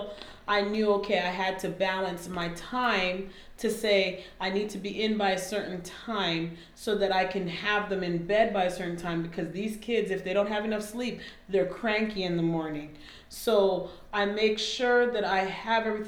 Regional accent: Canada; moved away as an adult; also born or lived in Alabama, United States; now in United States; I'm Canadian, moved here, came to undergrad in Oakwood

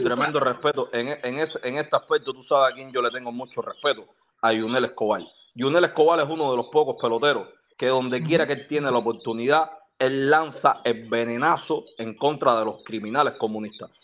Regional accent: Cuba; yo soy uno de esos cubanos

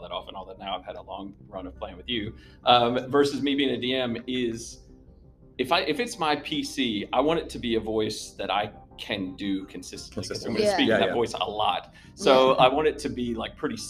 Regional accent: United States; I can do American accents because I grew up in America

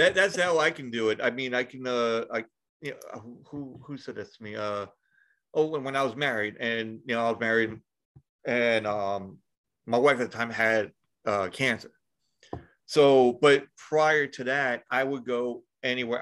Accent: New York, United States; I'm from New York

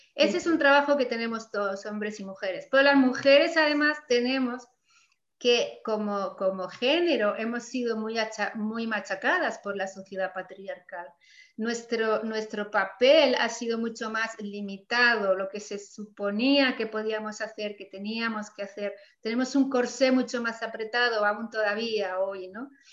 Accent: Mallorca, Balearic Islands, Spain; de mi tierra de Mallorca

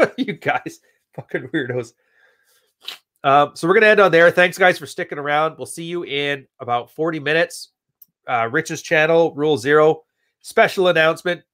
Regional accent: Edmonton, Alberta, Canada; also born or lived in West Coast; now in Montreal, Canada; I was born in Edmonton, Alberta

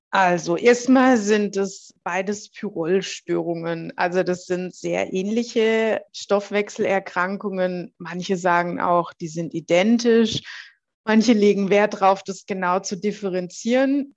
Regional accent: Heilbronn, Baden-Württemberg, Germany; dann bin ich erstmal wieder zurück in meine Heimatstadt nach Heilbronn

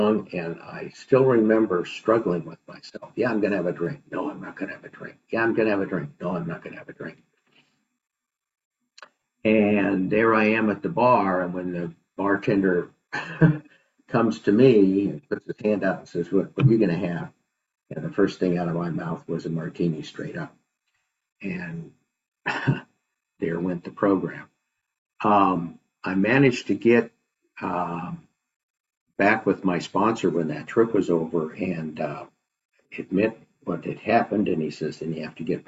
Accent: Idaho, United States; moved away; also born or lived in San Francisco; I grew up in Idaho, that's where my parents still lived

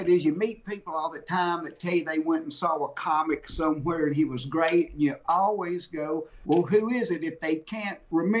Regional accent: Mississippi, United States; I grew up in Mississippi

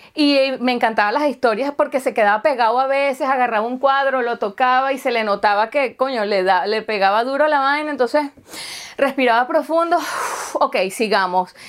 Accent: Venezuela; first language Spanish; now in Germany; yo soy suramericana y soy de Venezuela y tal, y acuérdate que yo, este, mi idioma materno entonces es español

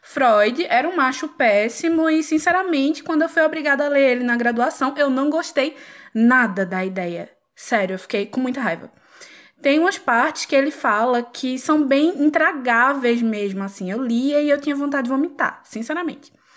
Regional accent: Pernambuco, Brazil; sou pernambucana, como já deve ter dado para perceber pelo sotaque

